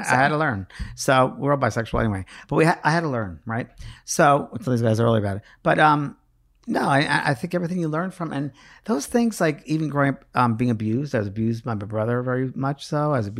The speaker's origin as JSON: {"language": "English", "region": "New York", "country": "United States", "said": "I use pisser because I'm from New York."}